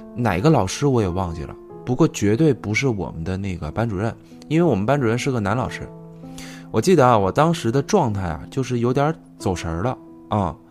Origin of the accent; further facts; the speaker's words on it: Shenzhen, Guangdong, China; 我小时候是在深圳长大的，就上初中之后呢，就教育改革嘛，要求全校必须说那个普通话